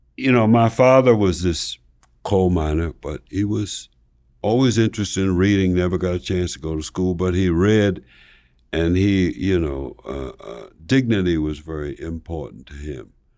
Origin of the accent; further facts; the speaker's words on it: Slab Fork, West Virginia, United States; moved away; I'm from Slab Fork, West Virginia